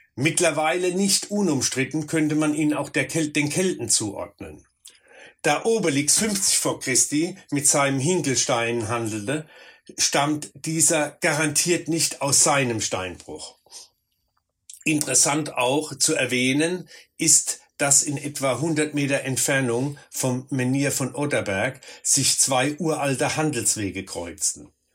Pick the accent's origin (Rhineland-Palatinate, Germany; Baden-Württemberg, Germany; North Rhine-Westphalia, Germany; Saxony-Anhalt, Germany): Rhineland-Palatinate, Germany; bei uns in der Pfalz